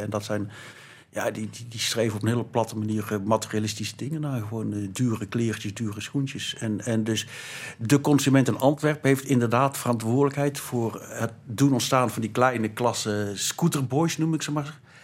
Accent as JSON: {"language": "Dutch", "region": "North Brabant", "country": "Netherlands", "said": "ik beschouw mezelf als Brabander"}